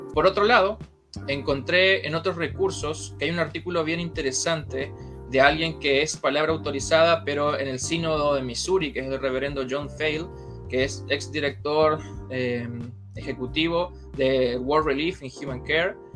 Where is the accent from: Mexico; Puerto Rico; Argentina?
Argentina; also born or lived in La Florida, Santiago, Chile; now in Santiago, Chile; soy argentino de nacimiento